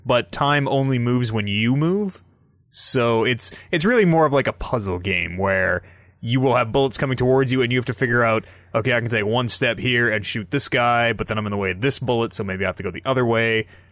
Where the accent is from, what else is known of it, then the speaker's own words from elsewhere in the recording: Canada; we're Canadian.